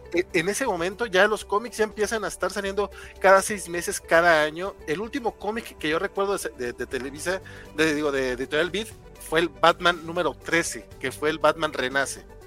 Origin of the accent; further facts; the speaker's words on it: Durango, Mexico; Isaac y yo somos de Durango